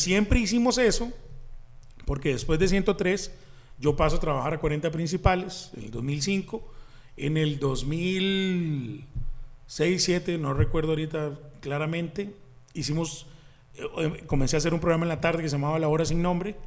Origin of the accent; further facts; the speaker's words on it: Desamparados, San José, Costa Rica; Yo soy de Desamparados, eh, nací en Desamparados.